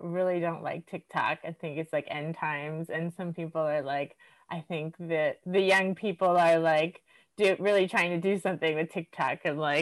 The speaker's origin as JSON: {"language": "English", "town": "Miami", "region": "Florida", "country": "United States", "tie": "born or raised there", "also_born_or_lived": "New York / Stockholm, Sweden", "moved": "as an adult", "lives_now": "Sweden", "said": "I grew up in Miami, which is like millions of people"}